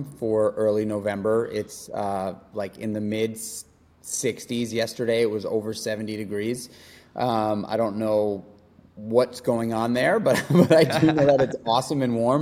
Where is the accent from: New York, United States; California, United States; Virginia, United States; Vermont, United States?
New York, United States; New York City; also born or lived in Brooklyn; I grew up in New York City in Manhattan